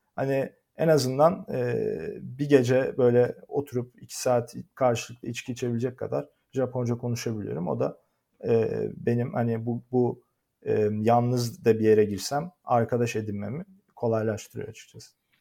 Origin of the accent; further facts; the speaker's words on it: Turkey; moved away as an adult; also born or lived in Netherlands; now in Japan; ben bugün bir Türk olarak Türk, Türkiye'den dışarı çıktığım zaman gittiğim her yerde yabancıyım